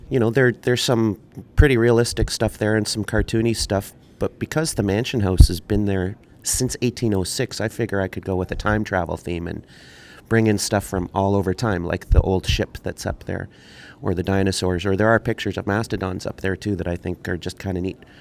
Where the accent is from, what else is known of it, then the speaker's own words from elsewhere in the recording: born in St. Catharines, back in St. Catharines since 1980, raised in Manitoba, Canada; now in St. Catharines, Canada; I was born in St. Catharines, raised in Manitoba.